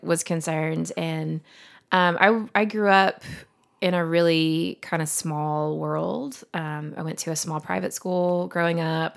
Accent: Montgomery, Alabama, United States; also born or lived in Vestavia Hills, Alabama; now in Birmingham, United States; we lived in Montgomery till I was thirteen

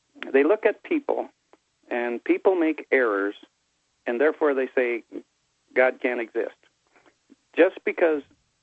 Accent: United States; first language English; I'm from the U.S. of A.

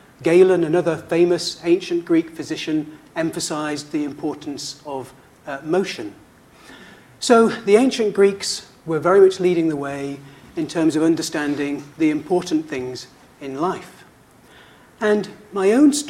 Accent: United Kingdom; moved away as an adult; Being British

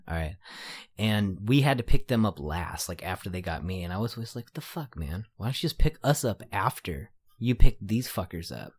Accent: San Jose, California, United States; I'm from San Jose, but I wouldn't consider myself a San Jose artist.

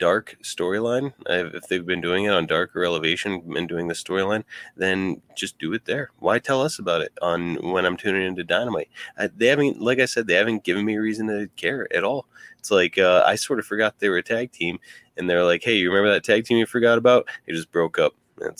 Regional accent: Ridgway, Pennsylvania, United States; both from Ridgeway, Pennsylvania. And if I was a pro wrestler, I'd probably just be like, just tell him I'm from Pittsburgh

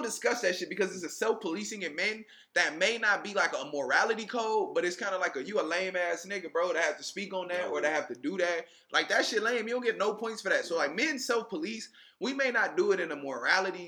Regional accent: California, United States; also born or lived in Louisiana; I'm from California

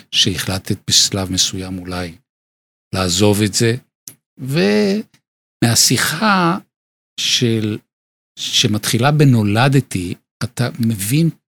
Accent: Bnei Brak, Tel Aviv District, Israel; נולדתי בבני ברק.

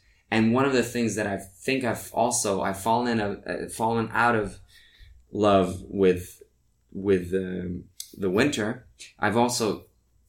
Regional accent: Norway; English is a second language; moved away as an adult; also born or lived in New York, United States; now in Los Angeles, United States; I grew up in Norway, so I've had my share of winter there

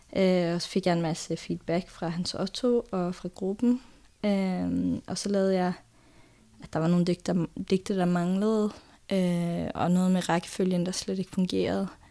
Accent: Norway; Danish is a second language; moved away; jeg er jo nordmand, sådan at øh, der kommer jo bare en masse norske ord og vendinger og sådan noget ind i teksten

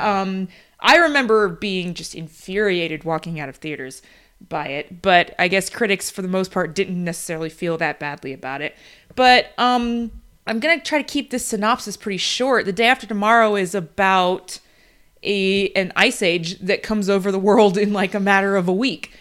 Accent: Florida, United States; moved away; the state that we're from, we don't live there anymore, but we're from Florida

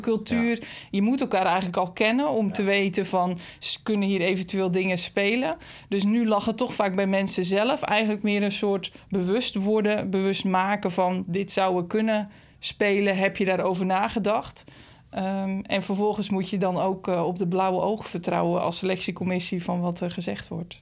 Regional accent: De Ronde Venen, Utrecht, Netherlands; moved away as an adult; now in Utrecht, Netherlands; in de gemeente waar ik ben opgegroeid, rond de Venen

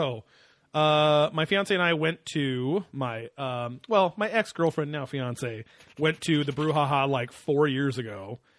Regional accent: Orange County, California, United States; we're from Orange County. We live, you know, 5 miles from there.

